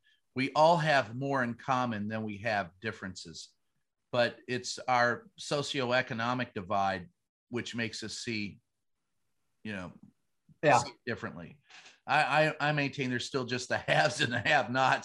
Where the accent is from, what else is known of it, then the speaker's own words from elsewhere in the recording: Kentucky, United States; my home state of Kentucky